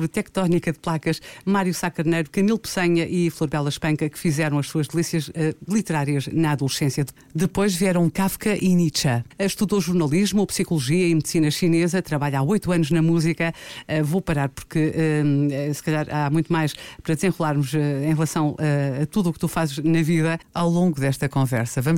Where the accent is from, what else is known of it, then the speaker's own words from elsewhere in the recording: Guinea-Bissau; como eu é nasci é na Guiné.